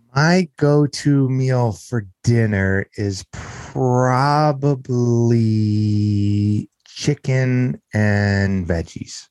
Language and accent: English; Southern California, United States; moved away as an adult; also born or lived in Las Vegas; I grew up in Southern California, uh, in an area not too par, far from the greater Los Angeles area is where I grew up